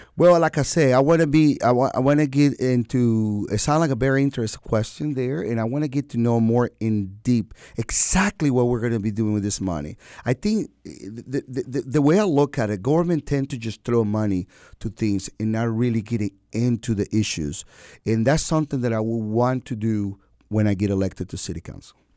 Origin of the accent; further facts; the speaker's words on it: Venezuela; moved away as an adult; now in Wilmington, United States; I am an American citizen by choice, Venezuelan